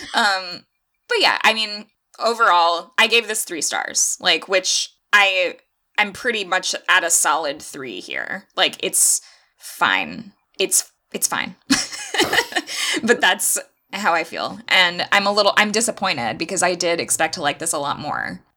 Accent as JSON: {"language": "English", "region": "Florida", "country": "United States", "said": "I'm from Florida"}